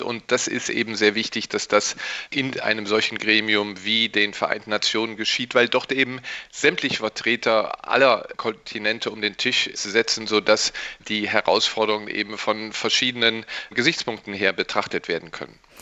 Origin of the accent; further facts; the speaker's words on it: Rhineland, Germany; ich als Rheinländer